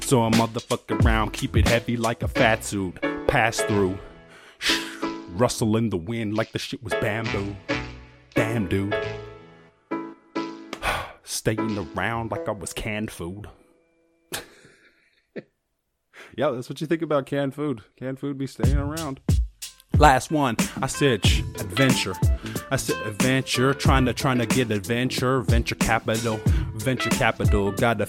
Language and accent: English; Ireland; No, I grew up in the Ireland countryside. Guarantee shit, I'm a bumpkin